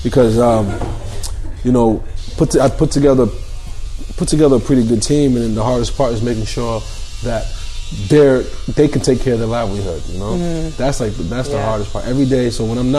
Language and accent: English; Somerville, Massachusetts, United States; also born or lived in Boston; born in Boston. I'm from Somerville.